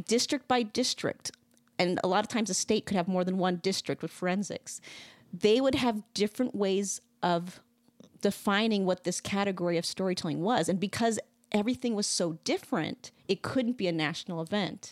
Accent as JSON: {"language": "English", "region": "Wisconsin", "country": "United States", "tie": "born or raised there", "said": "I grew up in Wisconsin."}